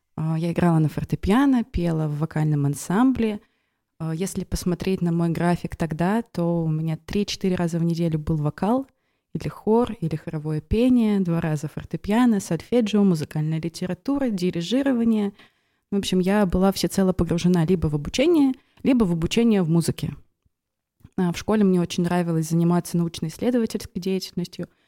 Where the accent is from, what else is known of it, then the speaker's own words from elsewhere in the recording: Velikiye Luki, Pskov Oblast, Russia; moved away as an adult; now in Pskov, Russia; я родилась и выросла в Великих Луках